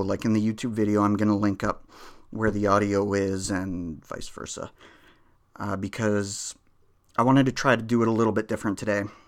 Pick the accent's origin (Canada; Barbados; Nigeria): Canada; I'm Canadian